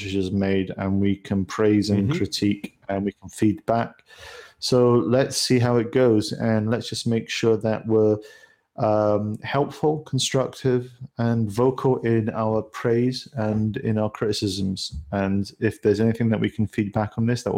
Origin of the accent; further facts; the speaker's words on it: United Kingdom; As a Brit